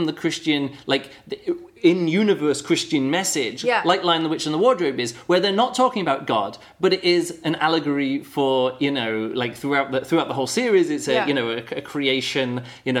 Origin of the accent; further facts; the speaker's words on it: United Kingdom; I'm British and not American